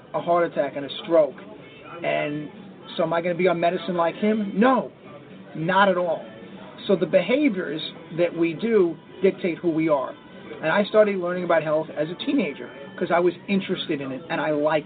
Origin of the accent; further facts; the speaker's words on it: New York City, New York, United States; now in Albuquerque, United States; That's where I'm from. I grew up in the Bronx and Staten Island